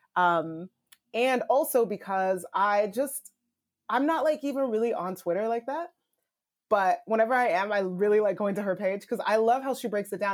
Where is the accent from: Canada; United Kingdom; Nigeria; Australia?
Nigeria; moved away; I'm Nigerian immigrant. I was not born here. My, I'm, I immigrated here.